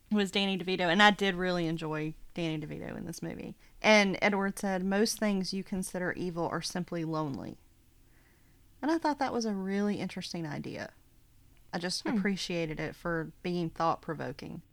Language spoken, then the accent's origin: English; the South, United States; living in the South